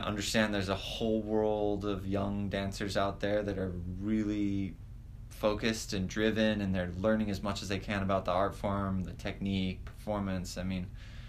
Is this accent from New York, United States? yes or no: no; Hawaii, United States; moved away; growing up in Hawaii again, it was you and myself and Benjamin Dorado.